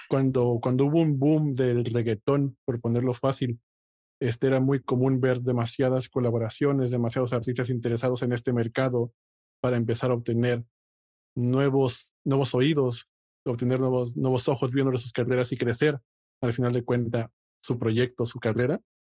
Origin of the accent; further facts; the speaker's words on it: Mexico; personas que nacimos y nos criamos y crecimos en México